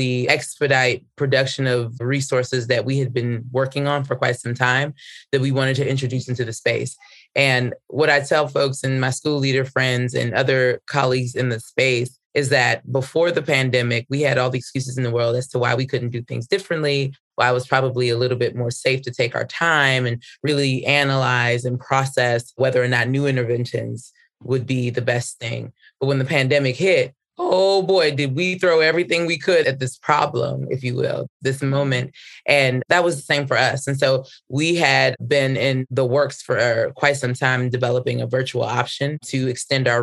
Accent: Washington, District of Columbia, United States; I was born and raised in Washington, D.C.

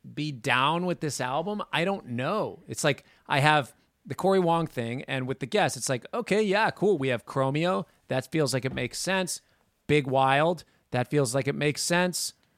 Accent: Minnesota, United States; I grew up in Minnesota

